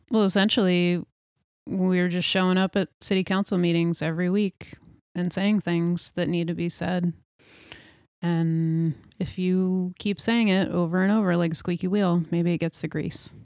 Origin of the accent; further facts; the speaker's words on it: New York, United States; now in Portland, United States; I grew up in New York State